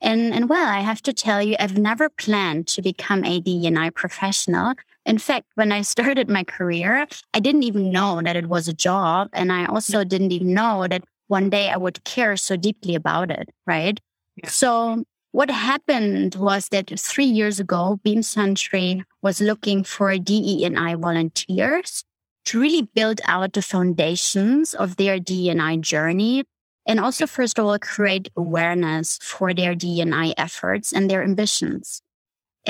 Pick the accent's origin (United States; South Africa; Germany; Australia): Germany; Berlin; moved away; I grew up in Germany, in East Berlin.